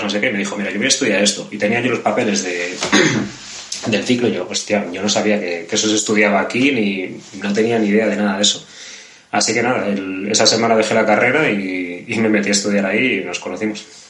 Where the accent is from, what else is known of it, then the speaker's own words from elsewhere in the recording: Vigo, Galicia, Spain; yo vengo de un barrio que es muy de clase obrera, muy de, es muy cercano, está aquí al lado de los astilleros de Vigo